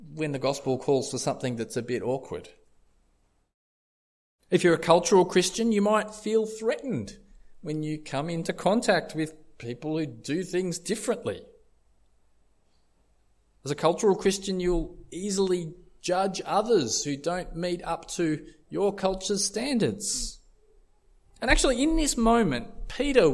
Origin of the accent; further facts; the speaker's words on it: Australia; I've been raised as an Aussie bloke